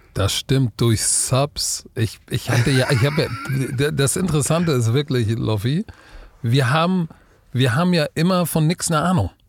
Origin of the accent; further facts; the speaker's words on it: Hamburg, Germany; als Hamburger